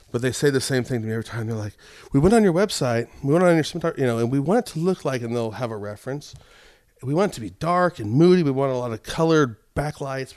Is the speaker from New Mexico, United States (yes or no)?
yes; Albuquerque, New Mexico, United States; moved away; I grew up in Albuquerque